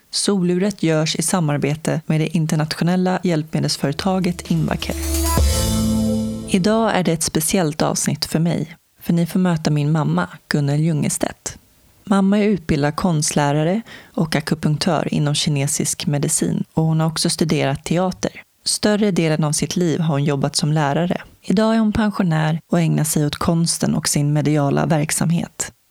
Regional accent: Stockholm, Stockholm County, Sweden; now in Vingåker, Sweden; Och vi bodde i ett hus i Älvsjö och jag föddes på Södersjukhuset i Stockholm.

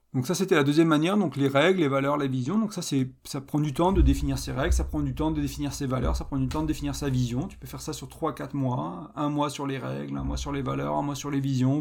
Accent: France; je suis français

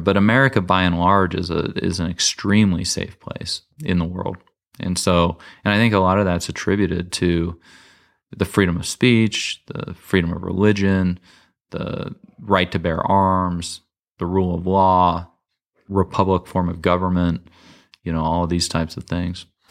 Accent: United States

